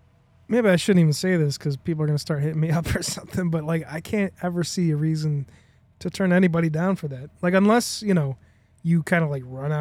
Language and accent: English; Chicago, Illinois, United States; Yeah, we're from Chicago.